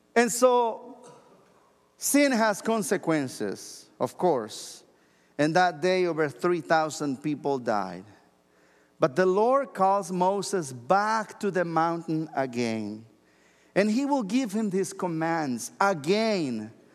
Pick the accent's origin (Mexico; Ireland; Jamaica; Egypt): Mexico; moved away as an adult; now in United States; I'm originally from Mexico, and when I lived there all the way until I was twenty-three years old